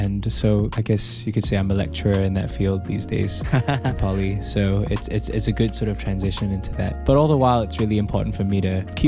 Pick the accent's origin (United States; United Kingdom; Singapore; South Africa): Singapore; also born or lived in Australia; I grew up halfway in Australia and halfway in Singapore.